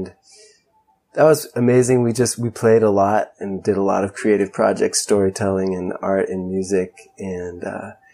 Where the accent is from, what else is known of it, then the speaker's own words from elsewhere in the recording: Ojai, California, United States; also born or lived in Santa Barbara, California; I was born in Santa Barbara, grew up in Ojai, and Ojai is a pretty unique place